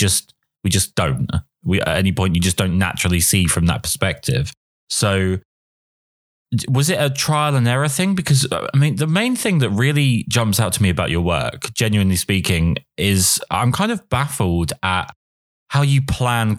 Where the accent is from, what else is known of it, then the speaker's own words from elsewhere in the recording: England, United Kingdom; as an Englishman